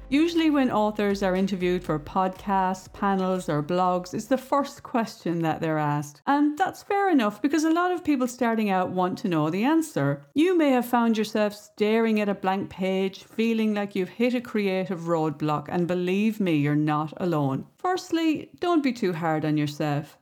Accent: Ireland; I grew up in the Irish countryside

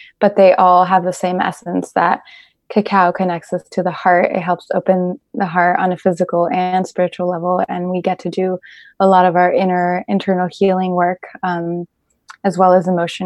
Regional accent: Mexico; now in Bay Area, United States; I'm also from Mexico

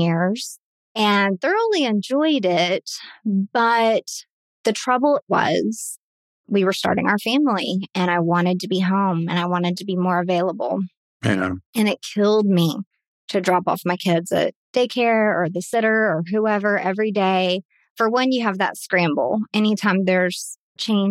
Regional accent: Dallas, Texas, United States; also born or lived in El Paso, Texas; when I was young, 5 or 6 years old, we moved to the Dallas area. Been around here ever since

